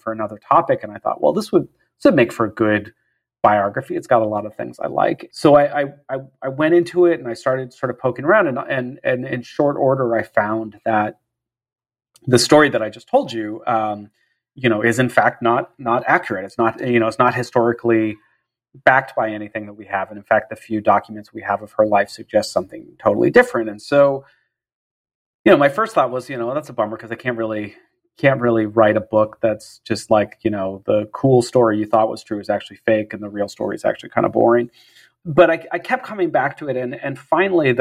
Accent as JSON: {"language": "English", "town": "San Jose", "region": "California", "country": "United States", "tie": "born or raised there", "said": "I grew up in San Jose, California"}